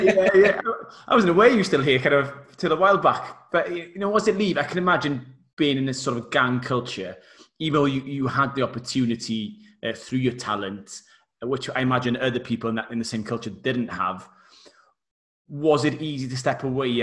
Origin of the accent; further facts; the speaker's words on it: Wales, United Kingdom; obviously being Welsh as well